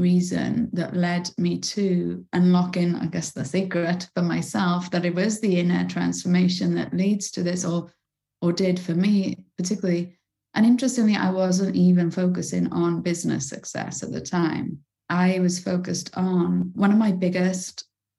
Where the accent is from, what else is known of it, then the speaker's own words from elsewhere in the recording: Bridgend, Wales, United Kingdom; I lived in the roughest council estate in my hometown in Bridgend in South Wales